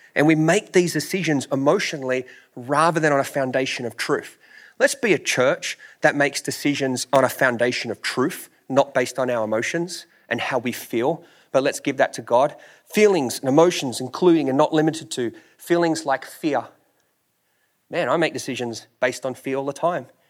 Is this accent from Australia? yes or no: yes; Australia; moved away; I'm from Australia